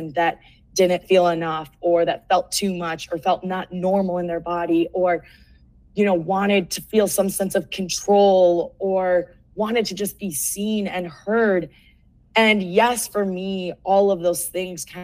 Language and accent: English; Cleveland, Ohio, United States; moved away as an adult; also born or lived in Seattle; now in Denver, United States; Born and raised in Cleveland, Ohio, went to Ohio State, then traveled to Seattle, then down to Denver